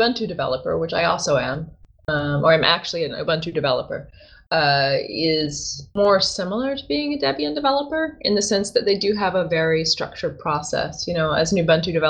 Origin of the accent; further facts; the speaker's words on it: Tennessee, United States; moved away as an adult; also born or lived in Africa; I was born in Tennessee